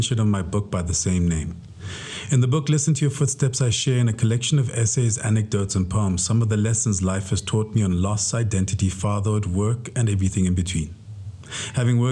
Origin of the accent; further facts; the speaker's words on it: Maseru, Lesotho; growing up in Maseru